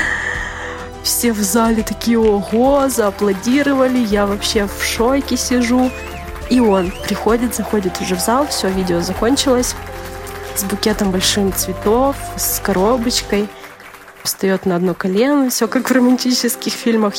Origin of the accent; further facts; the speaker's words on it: Kyzyl, Tuva, Russia; also born or lived in Saryg-Sep; я из Сибири, город Кызыл, республика Тыва